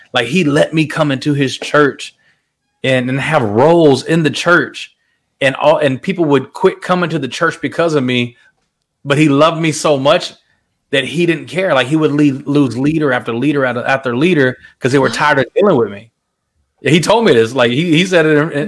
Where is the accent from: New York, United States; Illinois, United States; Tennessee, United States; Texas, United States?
Texas, United States; Fort Worth; also born or lived in San Jose, California; I'm literally born and raised in Fort Worth, Texas